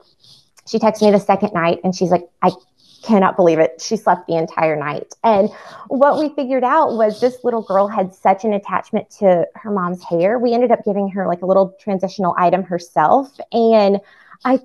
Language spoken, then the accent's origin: English; Atlanta, Georgia, United States; also born or lived in Amsterdam; I'm from Atlanta